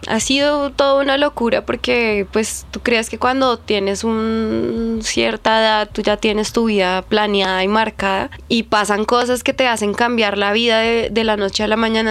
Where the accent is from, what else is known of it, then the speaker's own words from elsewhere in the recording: Bogotá, Colombia; Yo me crié en Ciudad Bolívar, soy Z19 Represent.